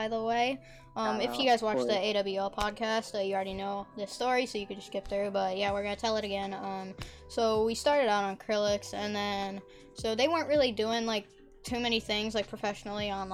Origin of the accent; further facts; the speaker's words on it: Florida, United States; I'm 15, I'm from Florida